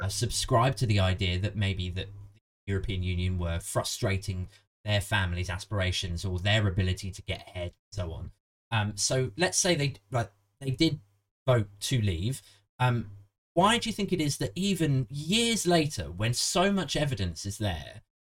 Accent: Maidenhead, South East England, United Kingdom; I'm from Maidenhead originally.

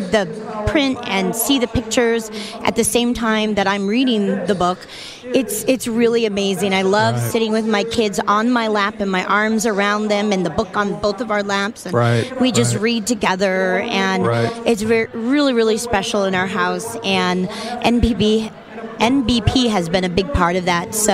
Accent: Southern California, United States; I grew up in Southern California, and my high school was literally 5 blocks from the beach.

